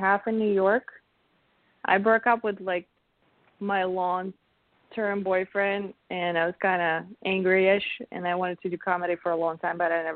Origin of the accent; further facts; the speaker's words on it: Russia; accent: Russian; English is a second language; moved away as an adult; English is not my first language, and then sometimes the Russian accent comes out on its own